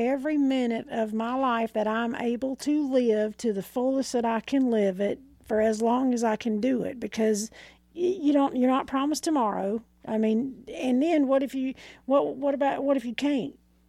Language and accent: English; Arkansas, United States; I'm from Arkansas.